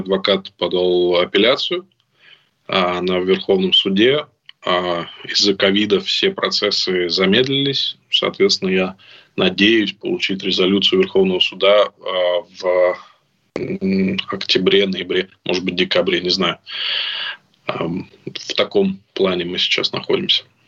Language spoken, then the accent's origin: Russian; Moscow, Russia; moved away as an adult; now in Spain; я уехал из России, мне было восемнадцать лет